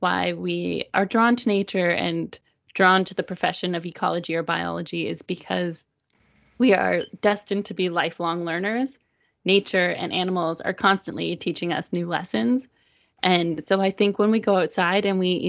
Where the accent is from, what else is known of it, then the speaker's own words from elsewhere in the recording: Toronto, Ontario, Canada; moved away; I'm from Toronto, I don't live there anymore